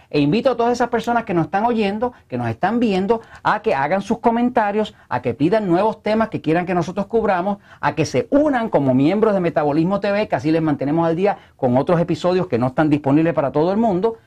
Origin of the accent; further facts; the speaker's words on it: Puerto Rico; acá en Puerto Rico no hablamos español, acá hablamos spanglish